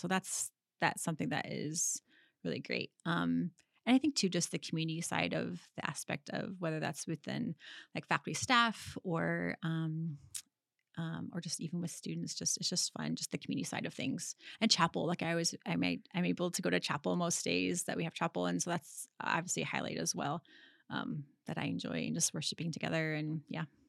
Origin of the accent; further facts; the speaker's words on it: Michigan, United States; being from, like, live, growing, growing up in Michigan